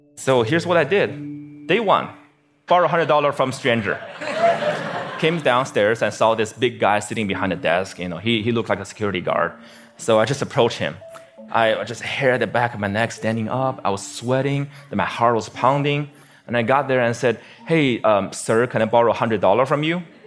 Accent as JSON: {"language": "English", "region": "Beijing", "country": "China", "tie": "born or raised there", "moved": "yes", "lives_now": "United States", "said": "my hometown, Beijing, China"}